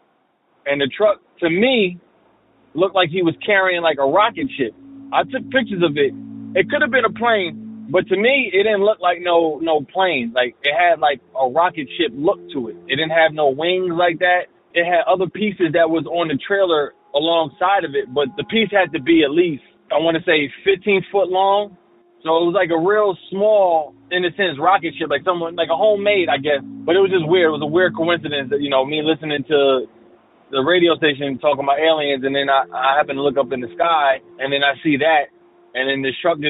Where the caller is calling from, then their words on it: New Jersey, United States; I'm calling from Jersey.